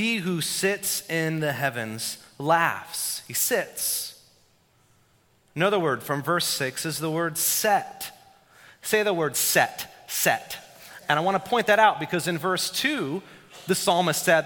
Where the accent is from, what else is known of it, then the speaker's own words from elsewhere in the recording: Florida, United States; now in Fairfax, Virginia, United States; the years that I spent growing up in Florida.